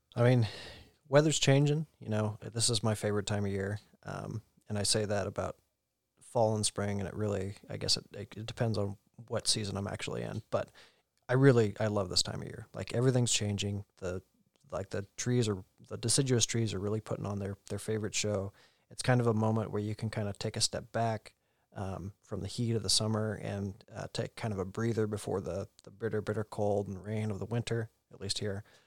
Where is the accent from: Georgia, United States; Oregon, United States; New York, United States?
Oregon, United States; born and raised in Oregon